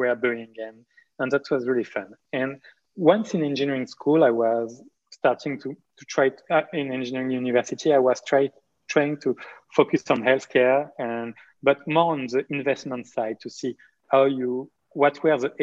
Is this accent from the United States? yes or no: no; Marseille, Provence-Alpes-Côte d'Azur, France; I was born in Marseille in southeast of France to two French doctors